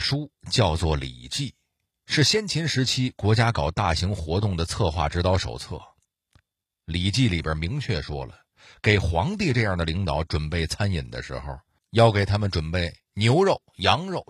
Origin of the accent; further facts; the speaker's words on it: China; 作为中国人，有件事您肯定不能否认，那就是热爱美食这件事儿是咱们历朝历代从未丢失过的优良传统。